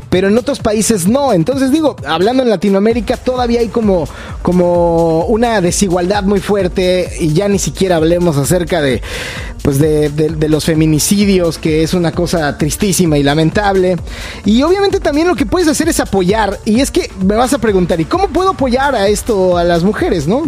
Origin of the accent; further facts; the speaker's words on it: Mexico; Estaba yo eh, en mi país, vivía yo en Ciudad de México en ese momento